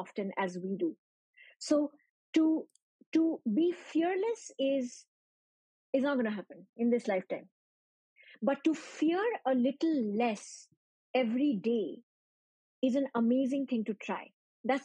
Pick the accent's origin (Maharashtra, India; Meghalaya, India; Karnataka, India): Meghalaya, India; Shillong; moved away as an adult; also born or lived in Delhi; I'm from Shillong